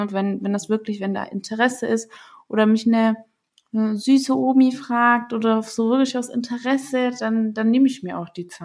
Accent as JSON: {"language": "German", "town": "Stuttgart", "region": "Baden-Württemberg", "country": "Germany", "said": "Wenn ich gesagt habe, hey, ich komme aus Stuttgart"}